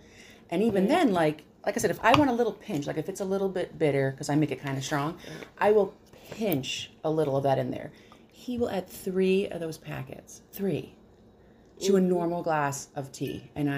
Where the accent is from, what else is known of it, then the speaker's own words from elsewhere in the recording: New York, United States; They knew I was from New York instantly.